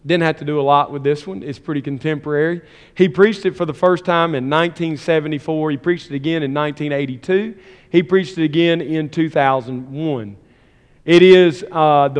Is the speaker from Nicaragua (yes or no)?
no; the South, United States; I'm from the South. Long draw, storyteller